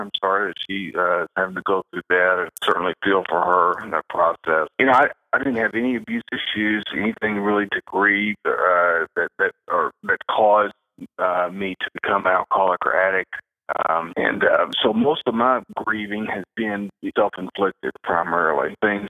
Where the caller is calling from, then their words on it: Henderson, Kentucky, United States; Henderson, Kentucky.